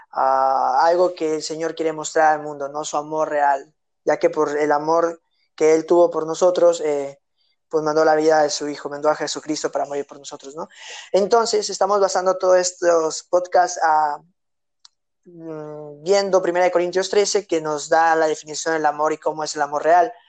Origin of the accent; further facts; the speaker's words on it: Jalisco, Mexico; born there; also born or lived in Mérida; yo nací en Jalisco y viví mucho tiempo en Mérida